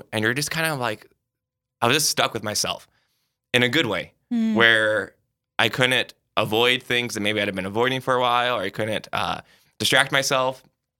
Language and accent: English; South Dakota, United States; I was born in South Dakota, currently serve as a priest here in Sioux Falls, and hopefully get to die in South Dakota. So I love where I'm from.